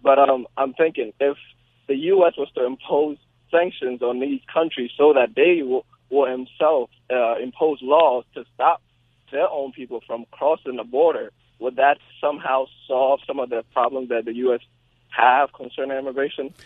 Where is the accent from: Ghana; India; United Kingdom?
Ghana; now in United States; I come from Ghana, which is in Africa.